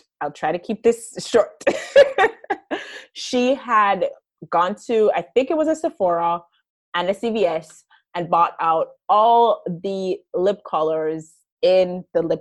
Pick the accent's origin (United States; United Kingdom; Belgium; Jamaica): Jamaica; specifically being Jamaican and how that fits into that, living in Jamaica